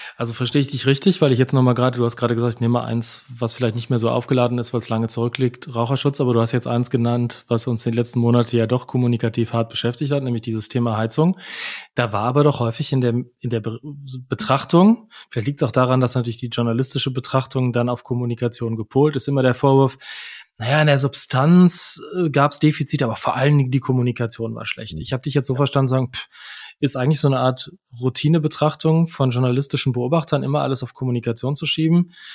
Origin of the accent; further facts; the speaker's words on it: Germany; als Deutsche